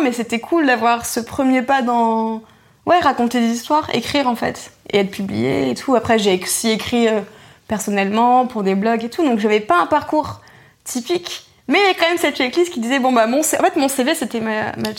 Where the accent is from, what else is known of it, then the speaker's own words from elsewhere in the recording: Roubaix, Hauts-de-France, France; j'ai grandi à Roubaix